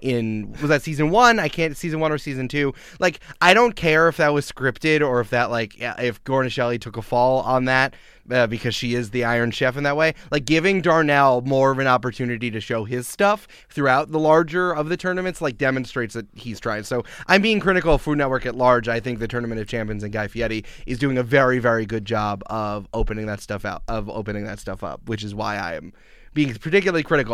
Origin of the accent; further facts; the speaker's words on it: Westchester, outside New York City, United States; I grew up outside of New York City, uh, in the suburbs of Westchester.